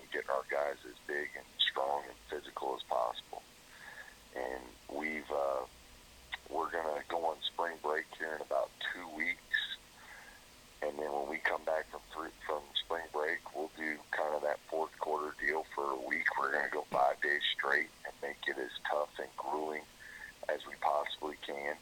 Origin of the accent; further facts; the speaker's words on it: South Florida, United States; moved away; I was from South Florida